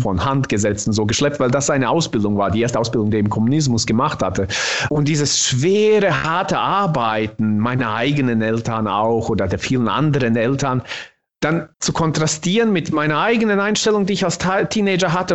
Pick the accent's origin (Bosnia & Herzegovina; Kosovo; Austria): Bosnia & Herzegovina; first language Bosnian; German is a second language; now in Germany; ich bin tatsächlich in meiner Muttersprache im Bosnischen bin ich ein krasser Dialektsprecher